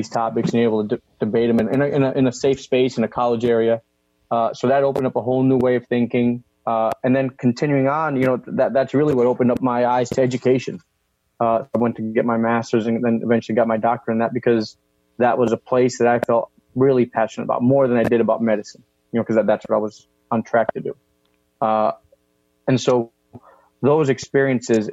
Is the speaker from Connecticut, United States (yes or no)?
yes; Shelton, Connecticut, United States; I grew up in Shelton, Connecticut, which is a, you know, predominantly white middle class upbringing